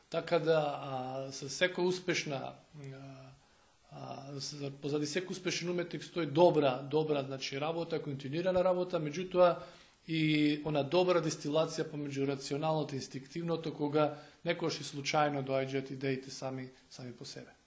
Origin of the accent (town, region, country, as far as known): Makedonski Brod, North Macedonia; born or raised there; moved away as an adult; also born or lived in Skopje; now in Belgrade, Serbia